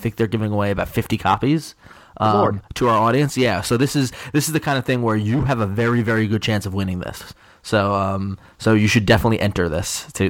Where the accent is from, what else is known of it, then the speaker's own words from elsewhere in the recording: New York City, New York, United States; as someone growing up in New York